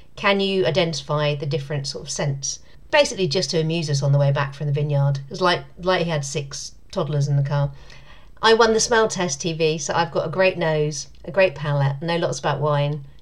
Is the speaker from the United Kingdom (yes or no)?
yes; United Kingdom; I'm British